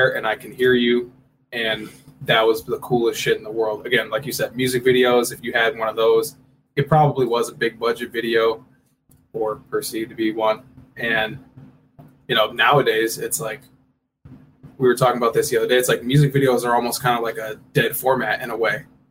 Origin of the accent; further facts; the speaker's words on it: Lansing, Michigan, United States; We're from Lansing.